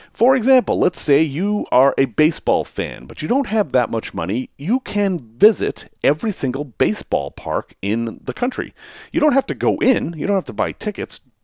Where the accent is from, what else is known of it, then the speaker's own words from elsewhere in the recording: United States; accent: American; my strange American accent.